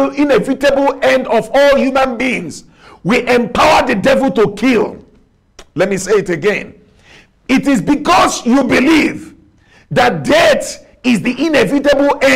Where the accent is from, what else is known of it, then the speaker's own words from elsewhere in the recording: Nigeria; accent: Nigerian; I speak with my Nigerian accent.